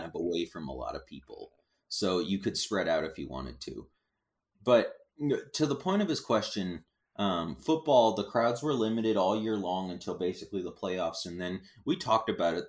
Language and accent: English; Galveston, Texas, United States; when I was a little kid, we grew up, um, I was born in Galveston, Texas, a little island town